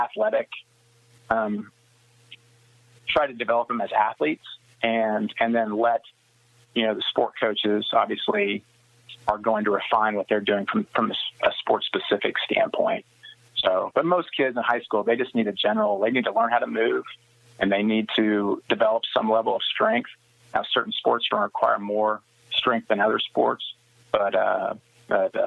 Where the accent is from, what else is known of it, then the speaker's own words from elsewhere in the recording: Smith Center, Kansas, United States; growing up in Smith Center